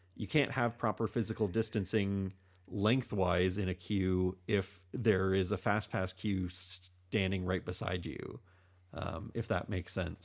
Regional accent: Canada; we are a Canadian podcast. Um, we are Canadians

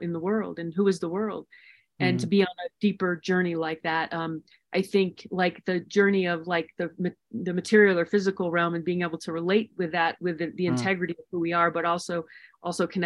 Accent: Maryland, United States; moved away; also born or lived in the western US; I grew up in Maryland and ultimately moving out west to more wild spaces

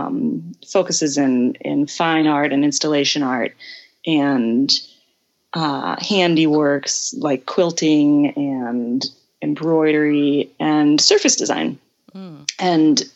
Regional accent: Southern Alabama, United States; moved away as an adult; now in Brazil; I grew up in Southern Alabama

